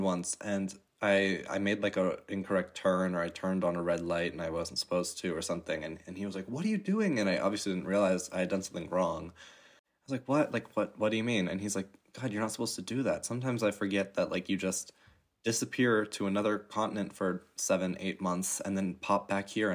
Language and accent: English; Chicago, Illinois, United States; moved away as an adult; now in Germany; I am from Chicago area. I was born there, but I really haven't been to the city much.